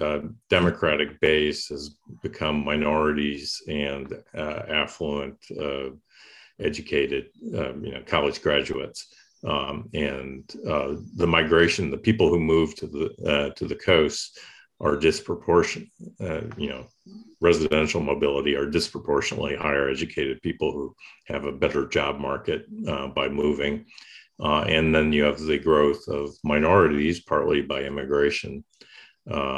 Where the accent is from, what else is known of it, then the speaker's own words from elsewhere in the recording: Kentucky, United States; moved away; where I grew up in Kentucky